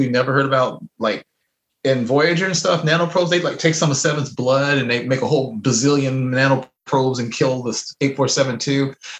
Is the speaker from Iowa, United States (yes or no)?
yes; Iowa, United States; No, I'm from Iowa. I only work in outer space.